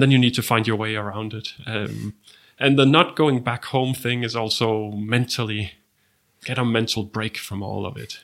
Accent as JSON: {"language": "English", "country": "Denmark", "said": "my home country, Denmark"}